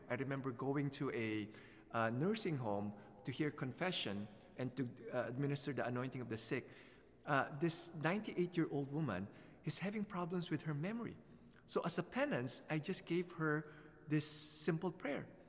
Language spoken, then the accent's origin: English; Philippines; moved away; when I was growing up in the Philippines as a teenager